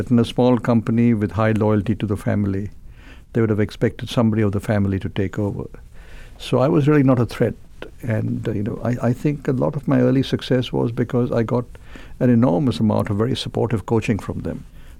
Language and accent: English; Mumbai, Maharashtra, India; In Mumbai, which is the erstwhile Bombay, the same city.